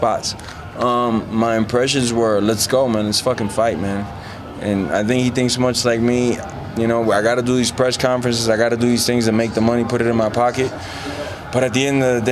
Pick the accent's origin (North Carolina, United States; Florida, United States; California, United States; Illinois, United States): Florida, United States; Miami; I'm from Miami, Florida. That's in the South. That's as South as you could go. I was raised by Spicks, by the Latin community